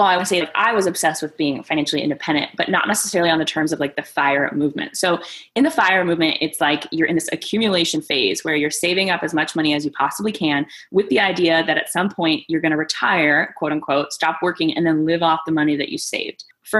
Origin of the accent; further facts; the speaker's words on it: Greece; born there; So I was born in Greece. It is like a full-on Mamma Mia story.